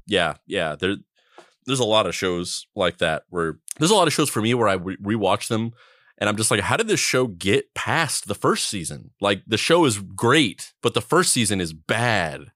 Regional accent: Roswell, New Mexico, United States; growing up or living in Roswell, New Mexico

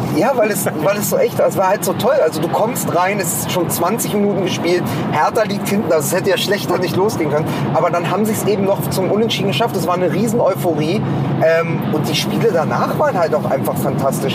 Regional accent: Berlin, Germany; als Spandauer

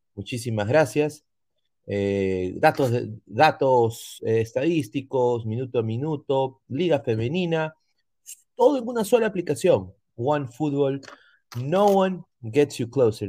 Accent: Peru; como peruano

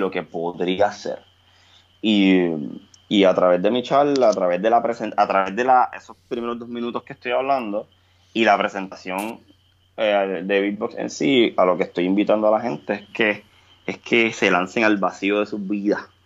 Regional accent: Puerto Rico; Cuando yo empiezo a existir en los escenarios de Puerto Rico

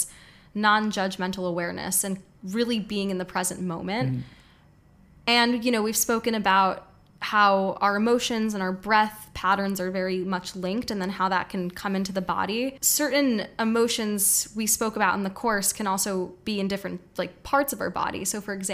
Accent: New York, United States; moved away as an adult; now in Bali, Indonesia; I grew up in New York

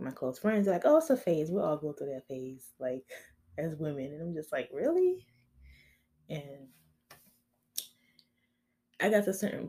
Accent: Miami, Florida, United States; I'm from Miami, and I know the hoods of the hoods.

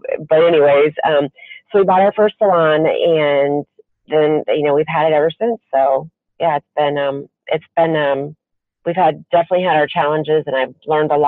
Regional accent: Lima, Ohio, United States; moved away as an adult; now in Cleveland, United States; Lima, Ohio.

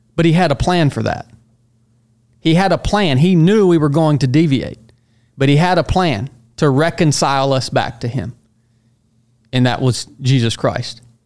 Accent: Northwest Georgia, United States; moved away as an adult; originally from Northwest Georgia, so I've come full circle. I'm back there now.

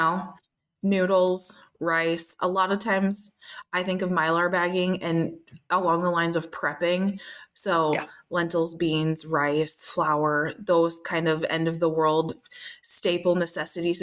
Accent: Minnesota, United States; I'm from Minnesota, and that's where Spam came from

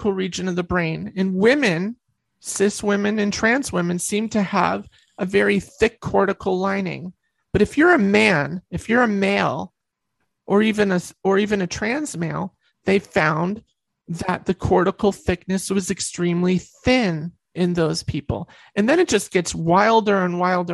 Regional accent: New York, United States; I'm from New York.

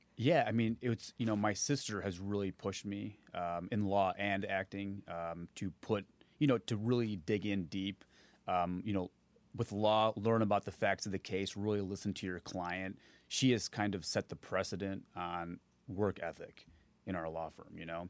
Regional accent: Naperville, Illinois, United States; I grew up in Naperville, Illinois

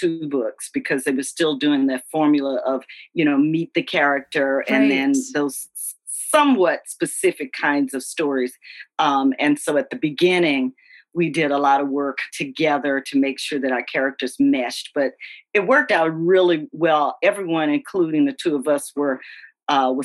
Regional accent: Louisiana, United States; I'm from Louisiana.

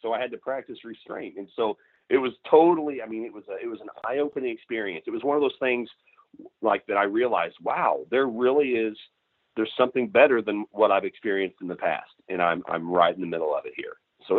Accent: Missouri, United States; And I grew up in Southwest Missouri. It's cattle farm, you know, it's all pastures and, you know, real big blocks of timber with pastures, not many crops at all.

